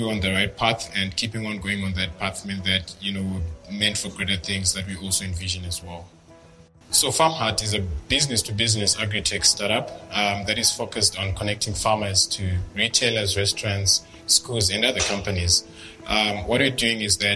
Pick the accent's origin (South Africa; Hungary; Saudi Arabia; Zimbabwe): Zimbabwe; I'm age 26. I'm from Zimbabwe